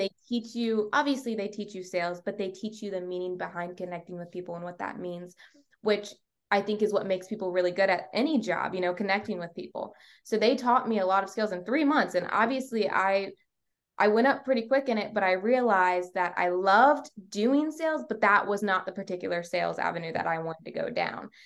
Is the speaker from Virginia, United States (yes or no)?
yes; York County, Virginia, United States; also born or lived in Portsmouth, Virginia; I was born in Portsmouth, Virginia, and, um, we moved up to York County, Virginia, so not far like, an hour away when I was in third grade.